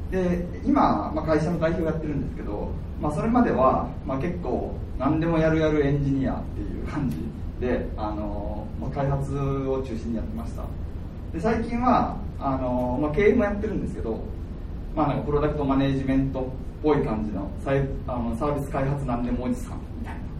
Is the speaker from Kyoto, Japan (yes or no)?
yes; Kyoto, Japan; moved away as an adult; also born or lived in Hakodate; 自分は京都出身で